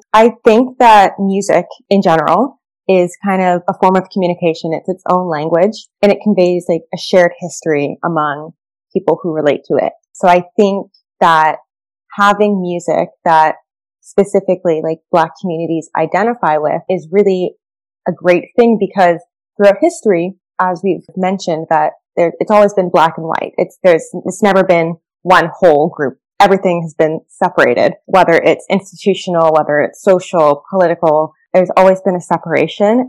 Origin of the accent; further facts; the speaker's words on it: Canada; my family's from Jamaica. I grew up in Canada